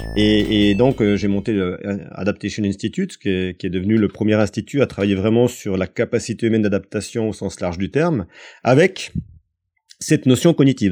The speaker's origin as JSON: {"language": "French", "country": "France", "said": "chez nous en France"}